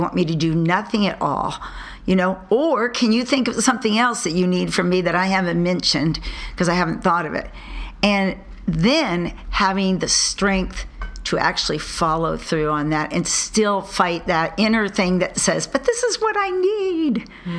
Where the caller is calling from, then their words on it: California, United States; from California.